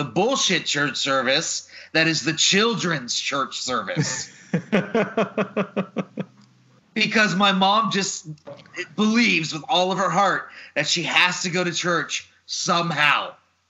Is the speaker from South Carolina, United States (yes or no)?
no; Mesquite, Texas, United States; moved away; also born or lived in Sunnyvale, Texas / Garland, Texas; Grew up in Mesquite and Sunnyvale, went to private school for high school.